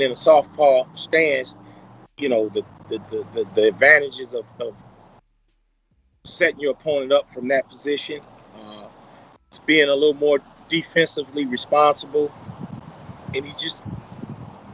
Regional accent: St. Louis, Missouri, United States; where I'm from, St. Louis

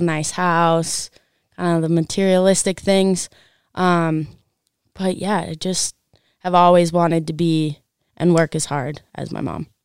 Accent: Park City, Utah, United States; I grew up in Park City

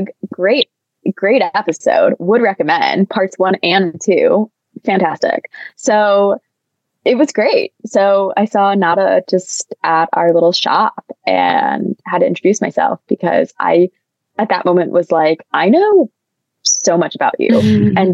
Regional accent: Midwest, United States; accent: Midwestern; I deeply identify with being Midwestern

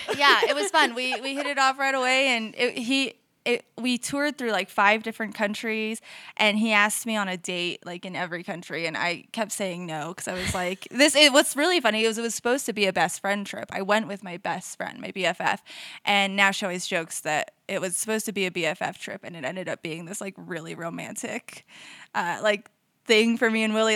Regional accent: Denver, Colorado, United States; also born or lived in Brighton, Colorado / Westminster, Colorado; I grew up in the metro area, um, all around. Brighton, Denver, Westminster

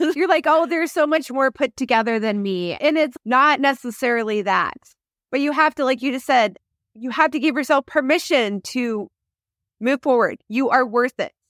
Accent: Kansas City, United States; I grew up in Kansas City

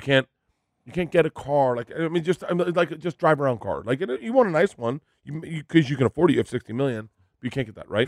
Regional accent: Florida, United States; growing up in Florida

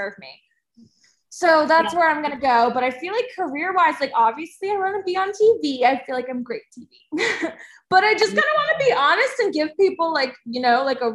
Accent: New Jersey, United States; I'm from New Jersey

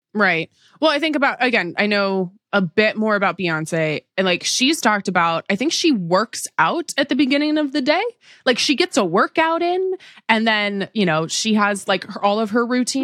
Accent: Seattle, Washington, United States; I grew up in the Seattle area.

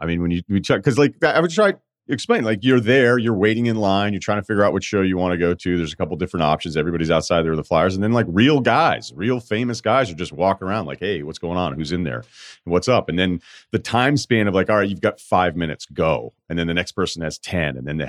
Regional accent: the South, United States; And, you know, I'm a kid from the South.

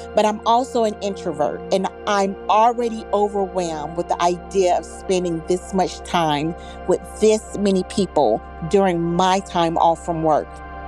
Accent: North Carolina, United States; Hi, Headspace. … I'm from North Carolina.

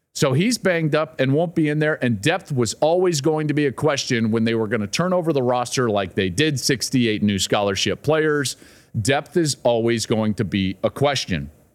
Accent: about 20 minutes south of Boulder, Colorado, United States; I grew up about 20 minutes south of Boulder.

